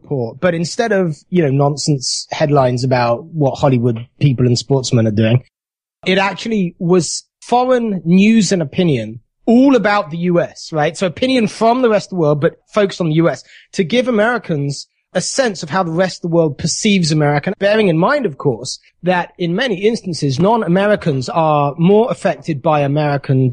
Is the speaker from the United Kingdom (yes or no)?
yes; United Kingdom; moved away as an adult; now in United States; the country where I was born